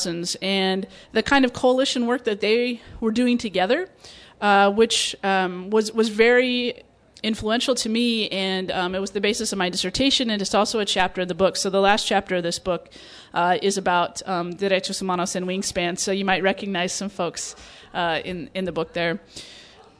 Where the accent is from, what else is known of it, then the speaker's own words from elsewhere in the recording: Nebraska, United States; moved away; also born or lived in Phoenix, Arizona; I grew up in Nebraska